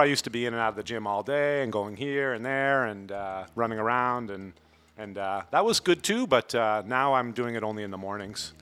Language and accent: English; Vermont, United States; moved away as an adult; now in Playa del Carmen, Mexico; I am from Vermont in the United States